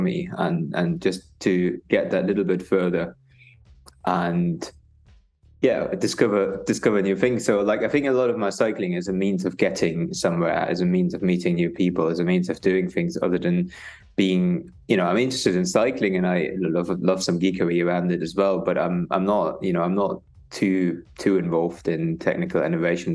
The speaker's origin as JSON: {"language": "English", "region": "East Germany", "country": "Germany", "tie": "born or raised there", "moved": "yes", "lives_now": "United Kingdom", "said": "I grew up in East Germany"}